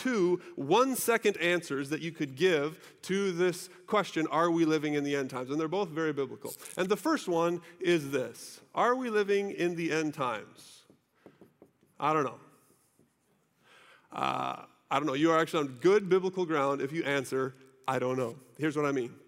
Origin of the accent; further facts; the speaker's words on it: United States; us Americans